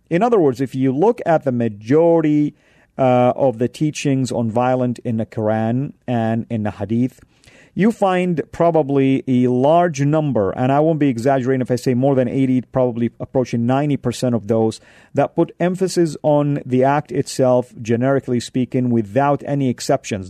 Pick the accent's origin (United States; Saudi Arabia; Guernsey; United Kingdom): Saudi Arabia; moved away; when I grew up back home in Saudi